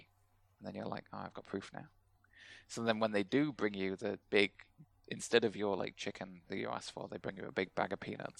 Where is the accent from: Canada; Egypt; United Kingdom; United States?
United Kingdom; we're all British